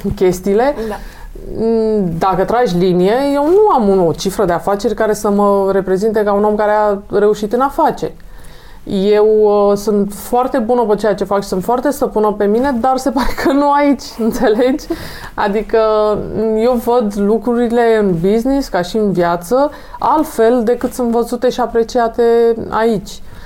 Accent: Romania; sunt din România

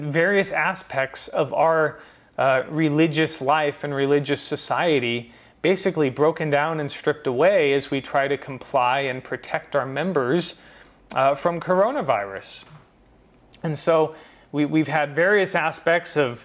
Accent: United States; as an American

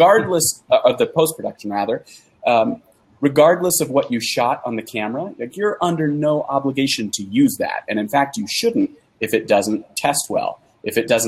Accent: San Francisco Bay Area, California, United States; now in Utah, United States; I'm from the San Francisco Bay Area

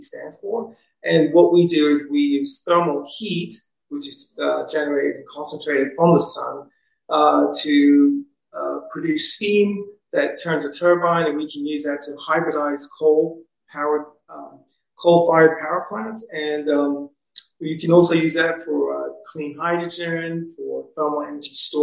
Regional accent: England, United Kingdom; now in United States; I was born and raised in England, bringing that experience here to America

